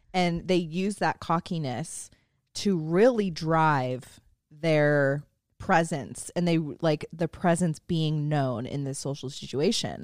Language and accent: English; San Francisco Bay Area, California, United States; growing up in San Francisco Bay Area